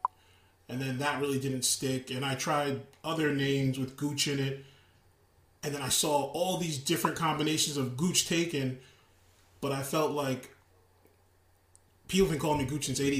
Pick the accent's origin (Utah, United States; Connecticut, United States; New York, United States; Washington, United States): New York, United States; Long Island; moved away as an adult; also born or lived in Queens, New York; now in Florida, United States; I was born in Queens, and then when I turned about 7 or 8, I moved into Long Island